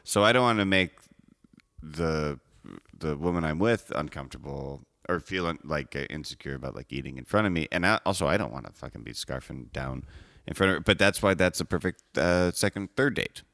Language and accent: English; Evanston, Illinois, United States; I'm from Evanston. I'm not from Chicago.